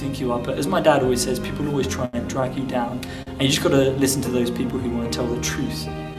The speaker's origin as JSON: {"language": "English", "town": "Dagenham", "region": "London", "country": "United Kingdom", "said": "remember the name. I'm from Dagenham, and I inspect Chinese restaurant kitchens, mainly around the local area."}